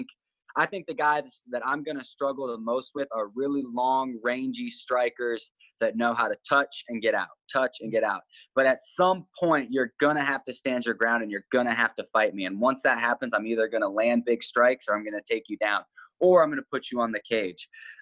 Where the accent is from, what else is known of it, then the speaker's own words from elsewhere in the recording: Missouri, United States; also born or lived in Nebraska; I'm from Missouri, and before that I was from Nebraska, and both those places are known for being pretty humid.